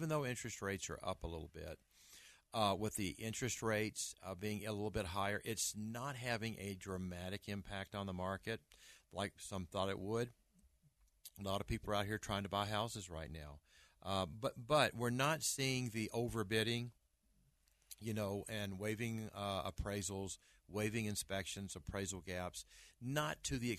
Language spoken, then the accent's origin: English; Arkansas, United States; moved away as an adult; now in Colorado, United States; I'm originally from Arkansas.